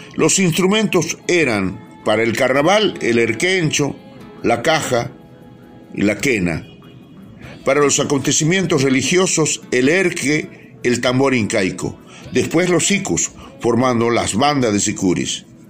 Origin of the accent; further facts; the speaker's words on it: Purmamarca, Jujuy, Argentina; nací hace 75 años en Chalala, localidad de Purmamarca, provincia de Jujuy